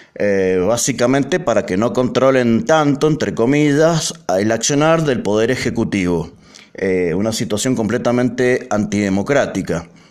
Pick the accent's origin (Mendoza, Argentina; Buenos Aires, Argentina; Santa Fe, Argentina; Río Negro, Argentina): Mendoza, Argentina; como mendocinos